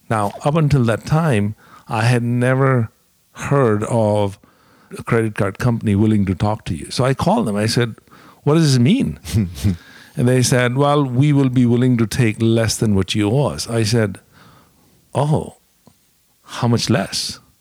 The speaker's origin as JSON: {"language": "English", "country": "India", "tie": "born or raised there", "also_born_or_lived": "Dallas, United States", "moved": "as an adult", "lives_now": "United States", "said": "I grew up in India"}